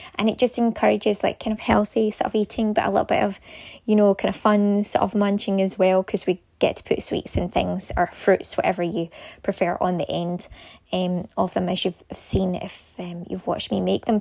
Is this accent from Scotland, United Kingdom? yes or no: yes; Scotland, United Kingdom; we are Scottish